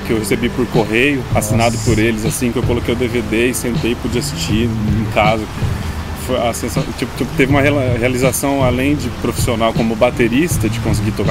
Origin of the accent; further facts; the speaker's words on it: Londrina, Paraná, Brazil; Eu sou de Londrina, Paraná